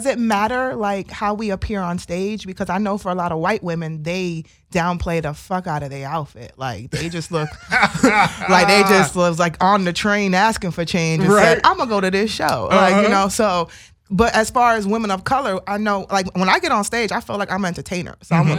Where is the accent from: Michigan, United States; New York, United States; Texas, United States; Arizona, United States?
New York, United States; New York City; I'm from Brooklyn.